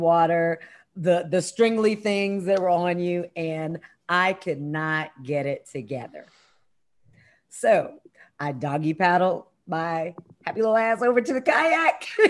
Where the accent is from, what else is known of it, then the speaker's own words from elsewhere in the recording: Columbia, Maryland, United States; moved away; that's my hometown. That's where I went to high school